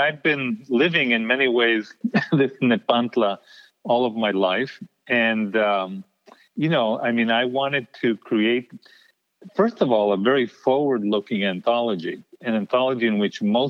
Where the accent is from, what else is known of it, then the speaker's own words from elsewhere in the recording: El Paso, Texas, United States; moved away; coming from the border, but also keeping some of the old values that my parents taught me. So this living in between, this borderland existence, that, by the way, stays with you even once you leave El Paso